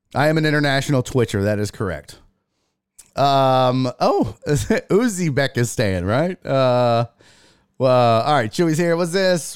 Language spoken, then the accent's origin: English; Houston, Texas, United States; I'm from Houston, Texas, man. Born and raised